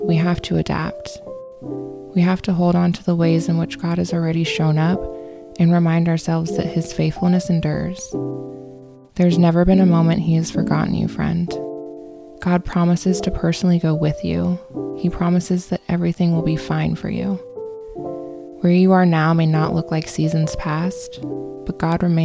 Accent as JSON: {"language": "English", "town": "Phoenix", "region": "Arizona", "country": "United States", "tie": "born or raised there", "said": "Growing up in Phoenix, I didn't get the quintessential experience of all four seasons"}